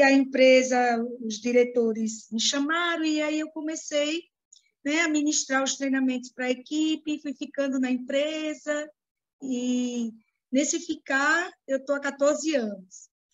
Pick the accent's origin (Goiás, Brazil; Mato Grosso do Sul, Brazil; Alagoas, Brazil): Alagoas, Brazil; Maceió; Eu sou de Maceió, Alagoas